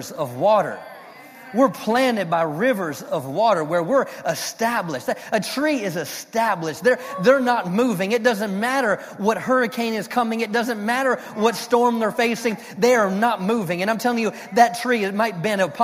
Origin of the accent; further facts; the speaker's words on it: Maryland, United States; moved away as an adult; now in Fort Worth, United States; I'm from Maryland, though, and we have like pine trees